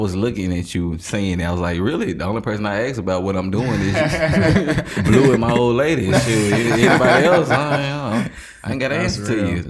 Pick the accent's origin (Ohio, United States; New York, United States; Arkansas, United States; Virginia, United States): Arkansas, United States; Little Rock; I'm from Jackson, Little Rock, Arkansas, down south.